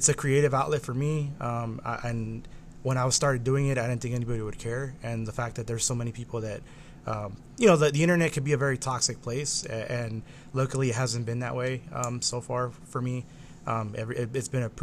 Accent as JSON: {"language": "English", "town": "Huntington Park", "region": "California", "country": "United States", "tie": "born or raised there", "said": "I grew up in Southeast"}